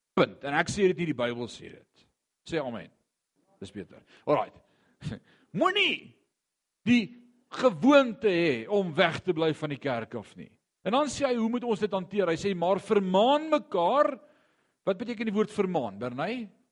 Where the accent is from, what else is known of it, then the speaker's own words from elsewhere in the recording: Gauteng, South Africa; ek kom van Gauteng af